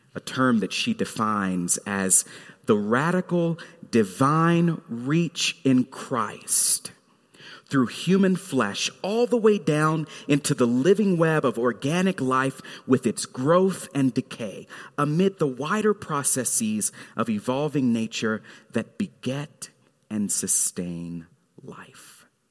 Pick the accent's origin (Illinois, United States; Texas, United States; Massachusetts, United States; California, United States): Texas, United States; Fort Worth; Mount Carmel Missionary Baptist Church in Fort Worth, Texas, where I grew up.